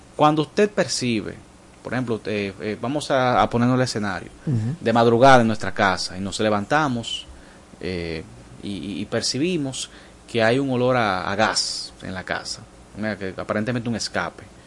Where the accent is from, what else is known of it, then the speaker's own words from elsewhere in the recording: Dominican Republic; como buen dominicanos